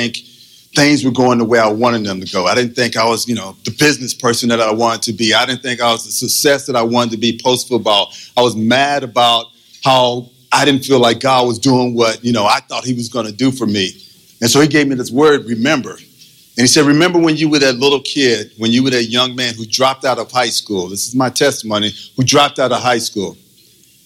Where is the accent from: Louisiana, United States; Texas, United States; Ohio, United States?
Texas, United States; Austin; moved away as an adult; also born or lived in Oakland, California; From Texas, I'm from Austin, Texas.